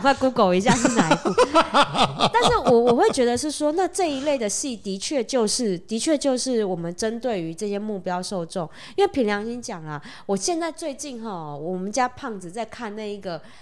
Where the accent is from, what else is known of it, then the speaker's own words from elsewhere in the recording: Taiwan; 我们台湾人好，五六年级生，六年级生以前的